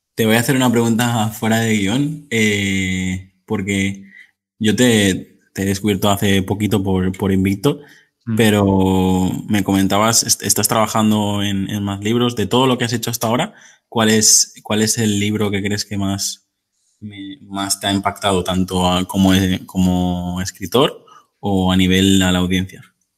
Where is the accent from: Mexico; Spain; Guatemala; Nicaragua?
Spain; Mallorca, Balearic Islands; yo que soy de Mallorca